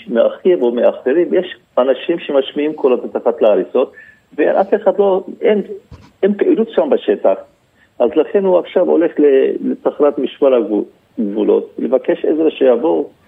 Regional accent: Antakya, Hatay, Turkey; אני נולדתי שם, אני גדלתי שם.

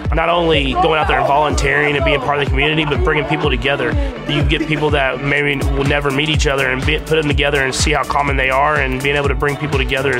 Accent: Lubbock, Texas, United States; also born or lived in Tyler, Texas; now in Kansas City, United States; I want to continue to embrace this community that's embraced me in Kansas City. I want to continue to embrace the community in Lubbock that I grew up in and in Tyler.

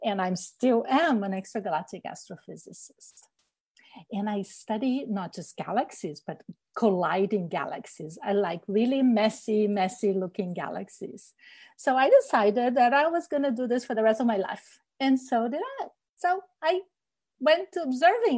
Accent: Rio de Janeiro, Brazil; now in Washington, United States; I grew up in Rio de Janeiro, Brazil

